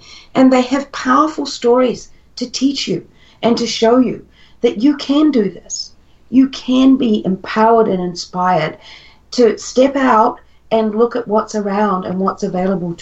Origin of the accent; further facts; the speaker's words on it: New Zealand; moved away as an adult; also born or lived in Perth, Australia; I was living in Australia at the time. I'm originally from New Zealand, but we were living in Perth